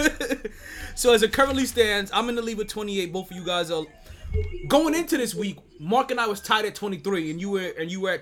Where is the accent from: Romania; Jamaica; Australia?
Jamaica; we're Jamaican